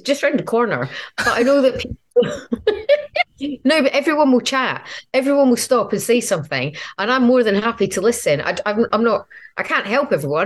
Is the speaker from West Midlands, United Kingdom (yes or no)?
no; Edinburgh, Scotland, United Kingdom; now in London, United Kingdom; Edinburgh was amazing because it's my hometown.